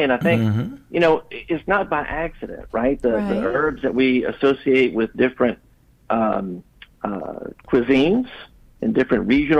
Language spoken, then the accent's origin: English; Baton Rouge, Louisiana, United States; growing up in Baton Rouge